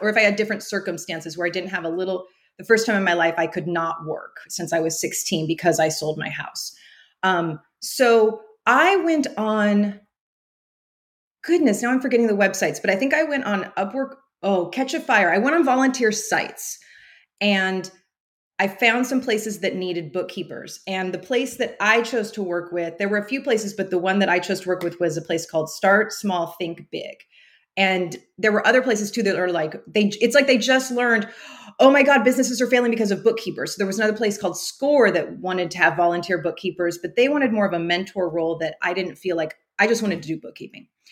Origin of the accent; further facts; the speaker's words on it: Central Valley, California, United States; moved away as an adult; also born or lived in Pacific Northwest; I grew up in California in the Central Valley